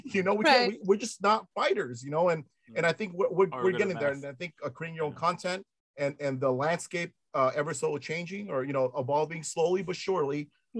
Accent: Los Angeles, California, United States; accent: American; I'm American. I'm from L.A.

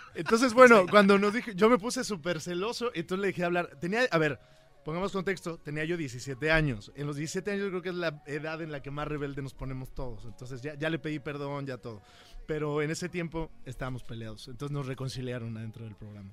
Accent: Huamantla, Tlaxcala, Mexico; Yo vengo de Tlaxcala, como lo hablamos, de un pueblo pequeño que se llama Huamantla, y crecí ahí

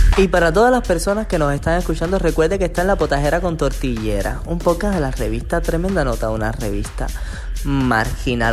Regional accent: Cuba; nosotros los cubanos

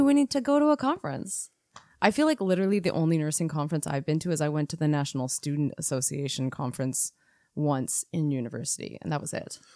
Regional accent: Canada; We are Canadian R Ns

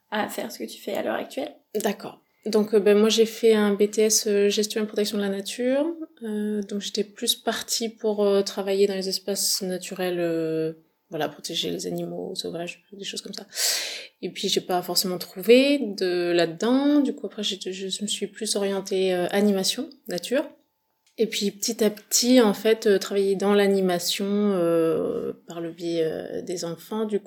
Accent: La Seyne-sur-Mer, Provence-Alpes-Côte d'Azur, France; born there; now in Dordogne, France; alors je suis née dans le Var, à Seine-sur-Mer, et après, mes parents étaient du Nord, Normandie et Paris, donc on est remonté.

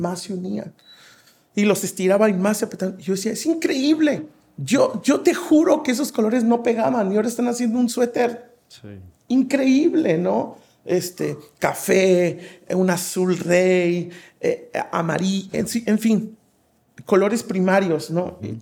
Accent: Veracruz, Mexico; yo soy de Veracruz y, allá se acostumbra mucho que en la tarde las señoras o las viejitas sacan sus mecedoras a las banquetas

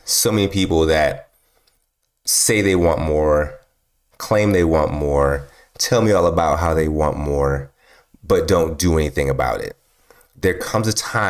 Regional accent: Milwaukee, Wisconsin, United States; moved away; I grew up in Milwaukee, Wisconsin, right? Milwaukee, Wisconsin, a long time ago. I grew up there.

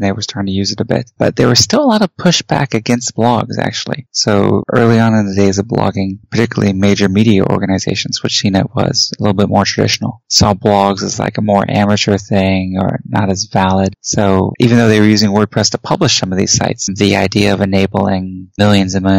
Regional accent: Houston, Texas, United States; I grew up in Houston

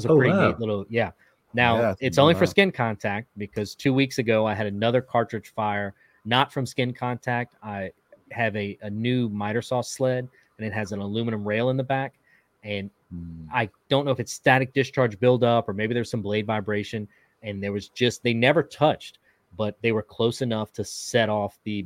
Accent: Louisiana, United States; now in Texas, United States; I'm in Texas now, but I grew up in Louisiana

